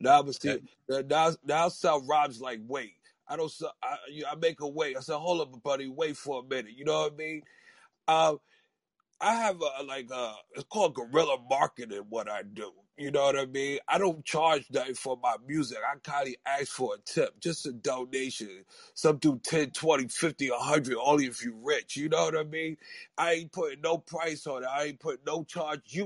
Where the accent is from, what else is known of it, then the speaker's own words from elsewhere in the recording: New York City, New York, United States; I'm from New York City, Harlem, New York City.